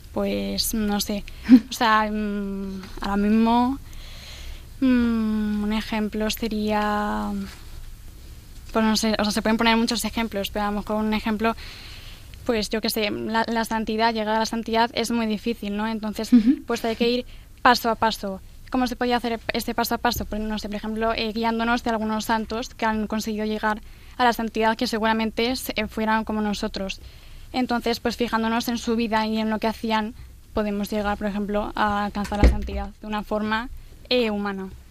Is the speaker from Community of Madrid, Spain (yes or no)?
yes; Madrid, Community of Madrid, Spain; también soy de Madrid